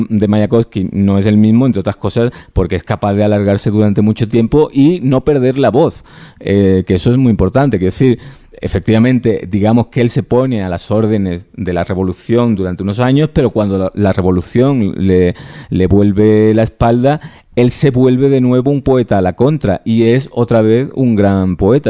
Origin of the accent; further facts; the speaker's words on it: Andalusia, Spain; Yo no necesito hacer gala de nacionalismo andaluz de ningún tipo, pues porque lo llevo